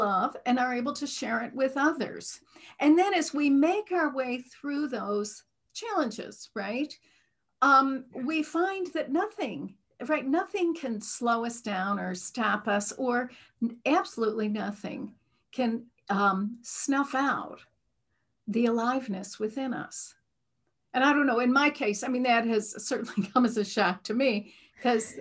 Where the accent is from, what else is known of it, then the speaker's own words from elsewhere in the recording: Midwest, United States; accent: Midwestern; I'm from the Midwest, and I was raised in a very traditional Midwestern religion.